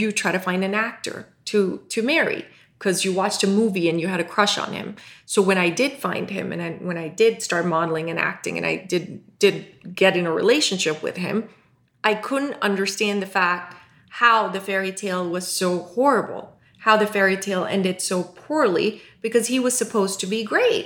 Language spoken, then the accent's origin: English; Pakistan; moved away; born in Pakistan, uh, raised Muslim